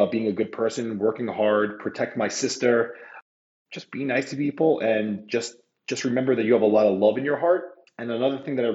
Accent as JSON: {"language": "English", "town": "New York City", "region": "New York", "country": "United States", "tie": "born or raised there", "said": "I'm born and raised in Queens, New York"}